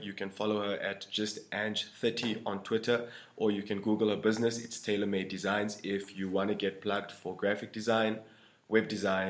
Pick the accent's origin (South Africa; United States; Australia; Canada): South Africa; North West; I'm a Limpopo boy. {S1} Okay. {S0} Even worse than that, like, I'm from the Northwest, bro.